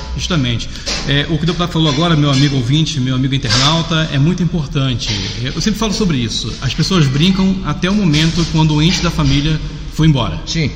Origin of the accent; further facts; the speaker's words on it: Nova Iguaçu, Rio de Janeiro, Brazil; No meu estado, eu sou do Rio de Janeiro. Uhum. Na minha cidade vizinha, eu sou de Nova Iguaçu, Baixada Fluminense.